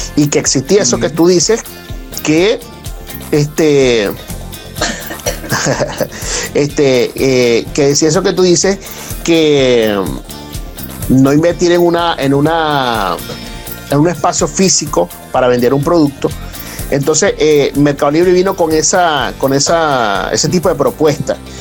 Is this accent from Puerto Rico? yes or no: no; Venezuela; moved away; nosotros como venezolanos que hemos estado eh, prácticamente en, todas las partes del mundo